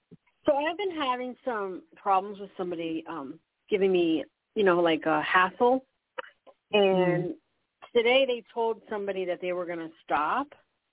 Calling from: New Mexico, United States

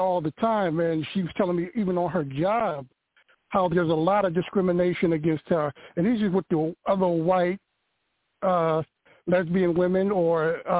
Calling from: Philadelphia, Pennsylvania, United States; I'm calling from Philadelphia.

